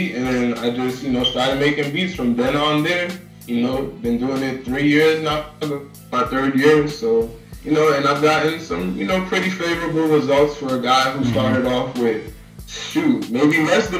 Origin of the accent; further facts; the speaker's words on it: New York City, New York, United States; also born or lived in Atlanta, Georgia; now in Miami, United States; I come from Brooklyn, New York originally. Mm-hmm. Lived in Atlanta, the east side of Atlanta, for about 8 years. Now I'm living in Miami, Florida.